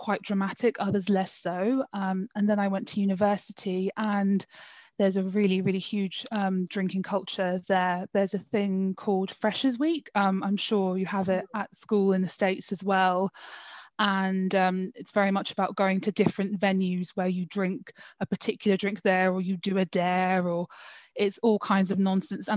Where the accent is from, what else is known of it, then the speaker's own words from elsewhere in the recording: London, United Kingdom; I'm from London, born and raised.